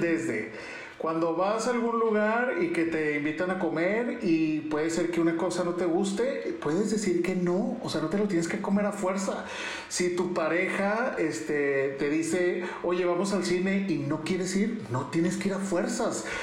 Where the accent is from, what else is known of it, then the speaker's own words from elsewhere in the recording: Ciudad Juárez, Chihuahua, Mexico; accent: del norte; moved away as an adult; now in Mexico City, Mexico; yo me vine de Ciudad Juárez para venirme a México a trabajar, conseguí un trabajo, entonces ahí vengo como todo provinciano